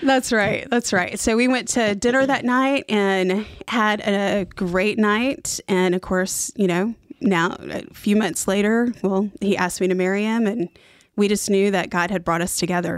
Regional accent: Oklahoma, United States; moved away as an adult; also born or lived in Fort Worth, Texas; now in Mooresville, United States; I grew up in Oklahoma

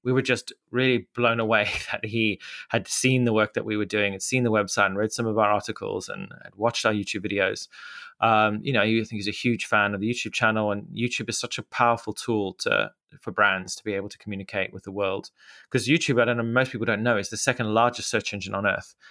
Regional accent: Mutare, Manicaland, Zimbabwe; accent: Zimbabwean; moved away as an adult; now in London, United Kingdom; I grew up in Zimbabwe, which is a small country, landlocked country in southern Africa

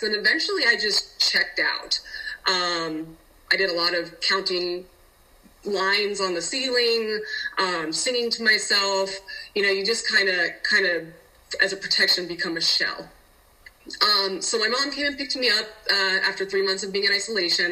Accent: Denver, Colorado, United States; also born or lived in Utah; I am from Denver, Colorado.

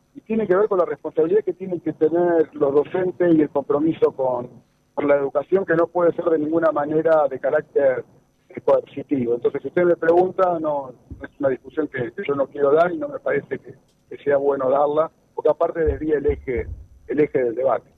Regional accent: Santa Fe, Argentina; como santafesino, como argentino

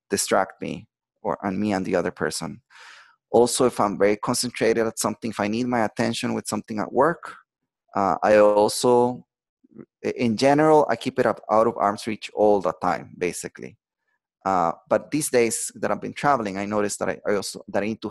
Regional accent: Costa Rica; moved away; I'm from Costa Rica, and I'm visiting right now my family, my mom, my sister

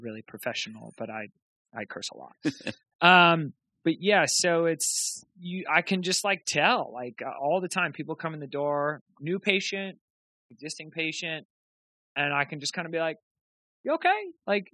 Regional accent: Rochester, New York, United States; moved away as an adult; now in Boston, United States; I grew up in Rochester, New York.

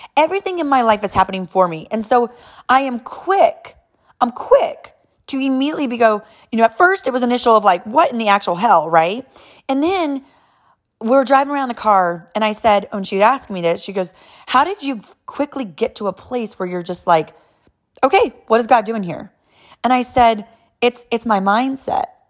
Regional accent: California, United States; born and raised in California, like total straight-up Californians

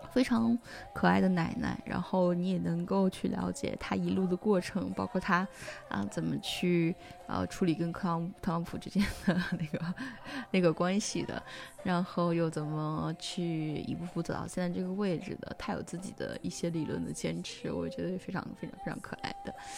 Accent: China; moved away; 作为中国人而言，第一次在国外

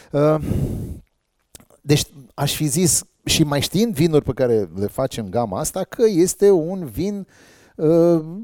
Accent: Dobruja, Romania; Băi, eu sunt de la Dobrogea, nene.

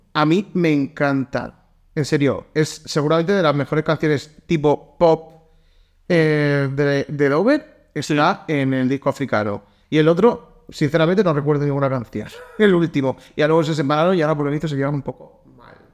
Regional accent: Valencia, Valencian Community, Spain; De pequeño me veía en Valencia

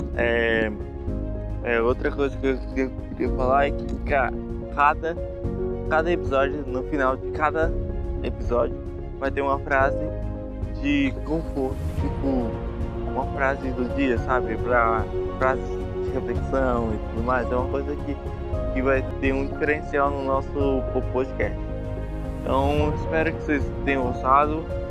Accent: Brasília, Federal District, Brazil; also born or lived in Piauí; Sou brasiliense, mas nascido na cidade de no Piauí.

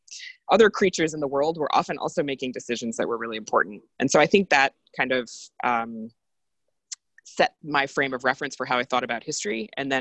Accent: Decorah, Iowa, United States; moved away; also born or lived in Rhode Island; I was born and raised in Iowa, which is very, very far from the north.

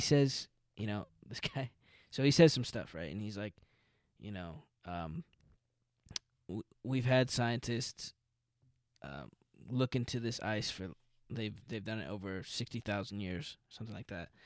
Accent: Albuquerque, New Mexico, United States; now in Los Angeles, United States; I'm from an Hispanic culture in Albuquerque

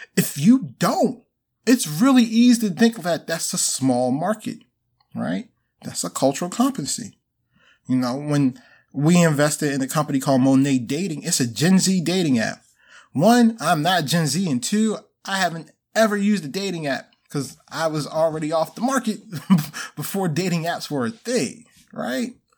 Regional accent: Baltimore, Maryland, United States; I'm originally from Baltimore, so went to school here

